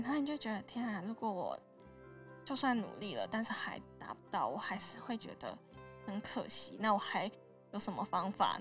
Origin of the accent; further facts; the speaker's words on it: Taiwan; also born or lived in United Kingdom; 我是台湾来的学生